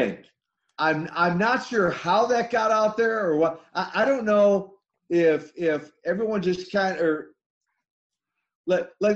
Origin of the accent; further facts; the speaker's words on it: Minnesota, United States; I come from Minnesota, because I went to school with Henning